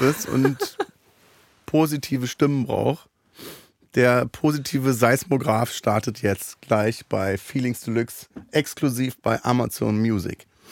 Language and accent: German; Berlin, Germany; Ich bin ja in Neukölln geboren auch